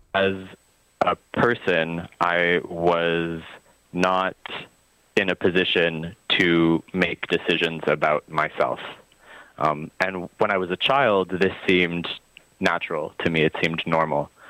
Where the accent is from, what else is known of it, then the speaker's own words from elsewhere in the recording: Vancouver, British Columbia, Canada; moved away as an adult; also born or lived in Montreal; now in Gaspé Peninsula, Canada; I was born in Vancouver. I grew up uh, there largely